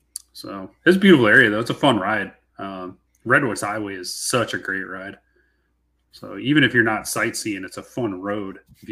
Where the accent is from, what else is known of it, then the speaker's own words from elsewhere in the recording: just south of Milwaukee, Wisconsin, United States; also born or lived in Western Washington; now in Washington, United States; me growing up in Wisconsin there, just down the road from corporate, you know, just south of Milwaukee there